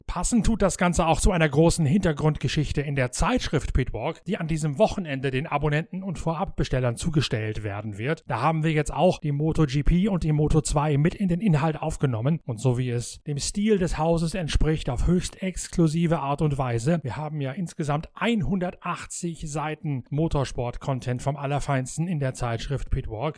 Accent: Germany; als Deutscher

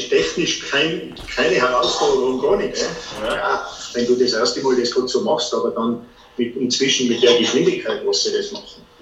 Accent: Tyrol, Austria; die endlosen Weiten, hat für mich als Tiroler wahrscheinlich sehr

